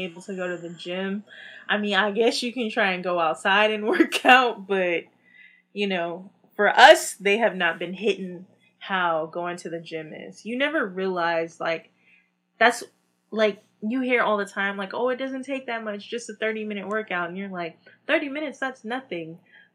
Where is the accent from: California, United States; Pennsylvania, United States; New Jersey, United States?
California, United States; Bay Area; we're from the Bay Area